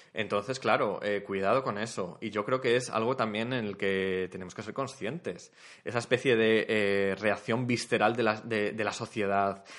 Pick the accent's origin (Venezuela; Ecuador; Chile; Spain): Spain; esos éramos nosotros, o sea, esa era la socie-, la sociedad española hace veinticinco años